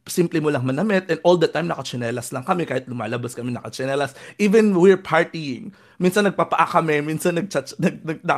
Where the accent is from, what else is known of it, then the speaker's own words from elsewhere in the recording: Samar, Eastern Visayas, Philippines; moved away; pumunta din ako ng Samar, yung hometown ko